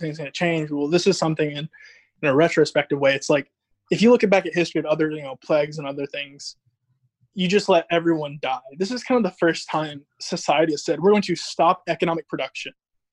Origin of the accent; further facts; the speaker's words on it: Georgia, United States; I'm in Georgia, in my hometown